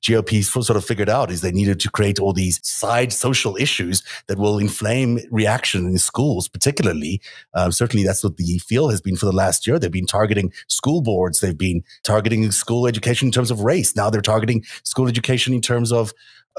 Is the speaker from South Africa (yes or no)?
yes; South Africa; I grew up in South Africa where the homosexuality was completely illegal